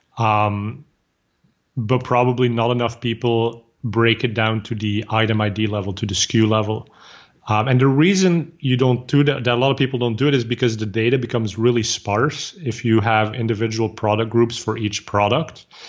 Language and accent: English; Flanders, Belgium; English is a second language; now in Bay Area, United States; I'm originally from Belgium, so I speak Flemish, which is the same as Dutch.